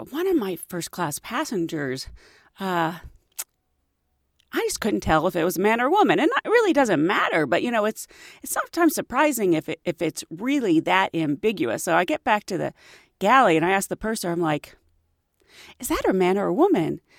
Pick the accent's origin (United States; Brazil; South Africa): United States; Pittsburgh, Pennsylvania; the amusement park where I grew up in Pittsburgh is Kennywood